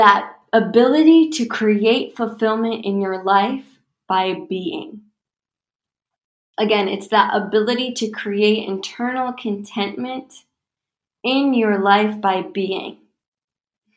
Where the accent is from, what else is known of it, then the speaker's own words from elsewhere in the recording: United States; I'm American